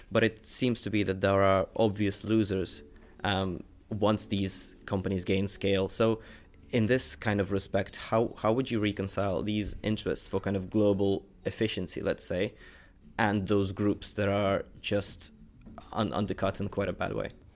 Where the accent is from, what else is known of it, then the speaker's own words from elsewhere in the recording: Ukraine; when I was young, growing up in Ukraine